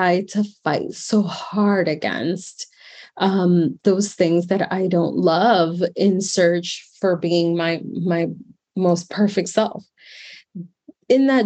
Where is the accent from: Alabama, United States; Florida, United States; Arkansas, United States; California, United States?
Florida, United States; Miami; moved away as an adult; also born or lived in New York; come back to my hometown of Miami, Florida